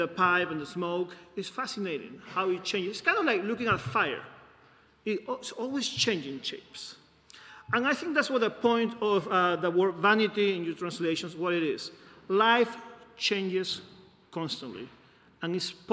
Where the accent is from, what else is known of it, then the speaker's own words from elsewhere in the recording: Peru; moved away; I'm from Peru.